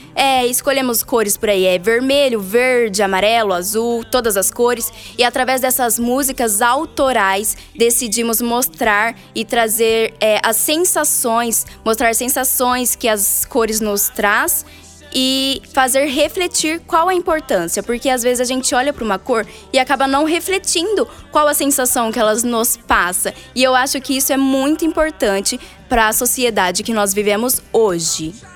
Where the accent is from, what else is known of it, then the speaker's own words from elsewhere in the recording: Cafelândia, São Paulo, Brazil; eu sou nascida em Cafelândia